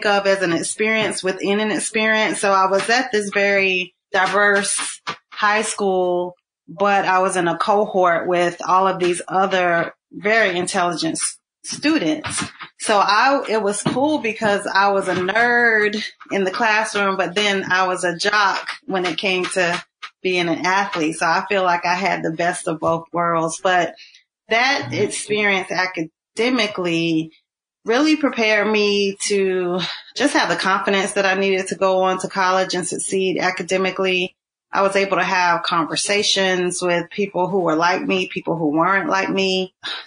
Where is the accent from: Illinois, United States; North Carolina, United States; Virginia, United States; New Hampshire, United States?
North Carolina, United States; Burlington; I grew up in Burlington, North Carolina